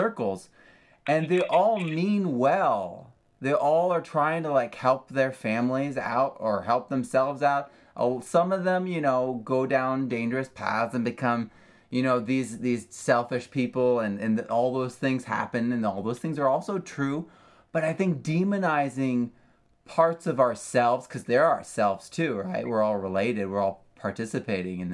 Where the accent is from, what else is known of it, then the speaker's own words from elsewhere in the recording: New England, United States; I'm from New England